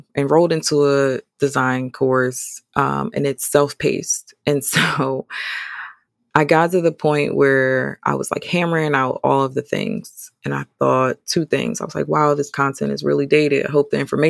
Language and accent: English; Atlantic City, New Jersey, United States; moved away as an adult; now in Charlotte, United States; I'm from New Jersey.